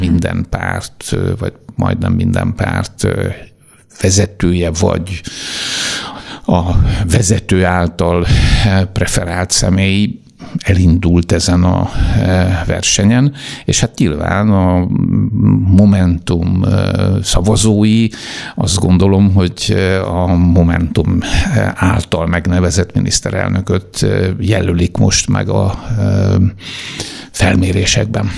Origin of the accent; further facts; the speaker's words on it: Hungary; Én egy kis faluban születtem